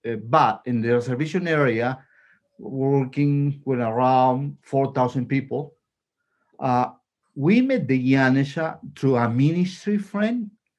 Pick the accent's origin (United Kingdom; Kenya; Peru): Peru; English is a second language; moved away as an adult; also born or lived in California / Lima; I grew up in Peru. I became a lawyer and I was living in the world. I became a believer in Lima